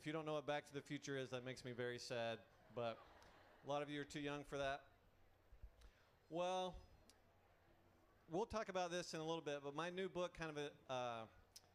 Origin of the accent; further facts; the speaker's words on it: Atlanta, Georgia, United States; I was born in Atlanta, Georgia